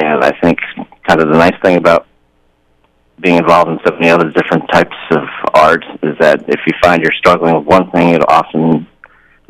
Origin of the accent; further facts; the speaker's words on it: Albany, New York, United States; also born or lived in China / Taiwan; I grew up in upstate New York, which is about as non-Asian as you can get.